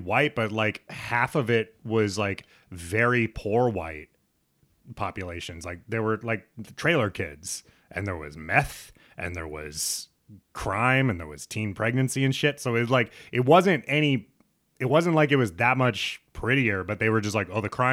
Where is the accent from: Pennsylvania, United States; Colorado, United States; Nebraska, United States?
Nebraska, United States; Lincoln; moved away; also born or lived in Brooklyn; I grew up in Lincoln, Nebraska, so most of the schools are kind of predominantly white